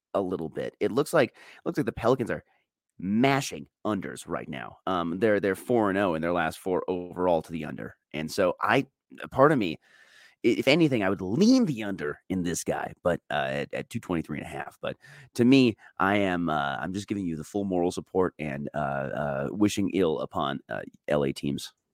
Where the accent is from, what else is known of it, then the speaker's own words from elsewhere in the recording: Colorado, United States; my Rockies are my hometown team